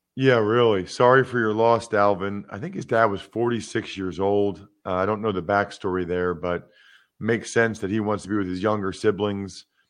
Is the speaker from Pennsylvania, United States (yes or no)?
yes; Wyomissing, Pennsylvania, United States; my hometown, Wyomissing, Pennsylvania